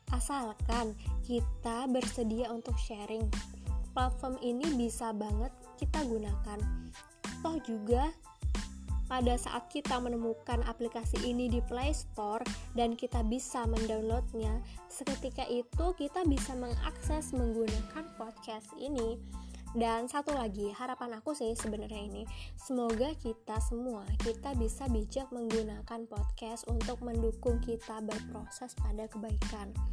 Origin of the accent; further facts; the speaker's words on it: Bali, Indonesia; aku dari Bali, usiaku 24 tahun.